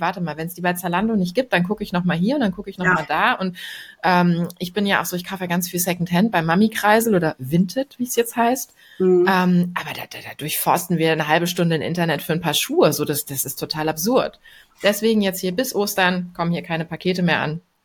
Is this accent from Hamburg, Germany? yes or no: yes; Hamburg, Germany; als Hamburgerin